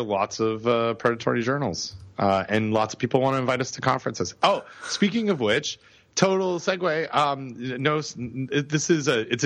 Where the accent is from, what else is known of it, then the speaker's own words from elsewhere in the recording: Cobourg, Ontario, Canada; in my hometown, or close to my hometown, in Cobourg, Ontario